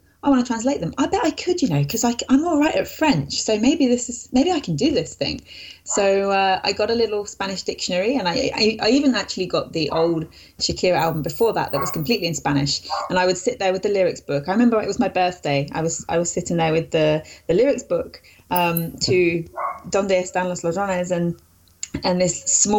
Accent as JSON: {"language": "English", "country": "United Kingdom", "tie": "born or raised there", "first_language": "English", "said": "I live in the UK. I've pretty much always lived here"}